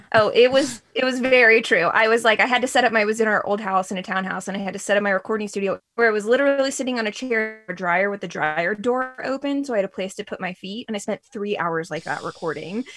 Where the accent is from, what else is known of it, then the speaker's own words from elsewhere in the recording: Reston, Virginia, United States; also born or lived in Sterling, Virginia; now in Herndon, United States; I grew up in Reston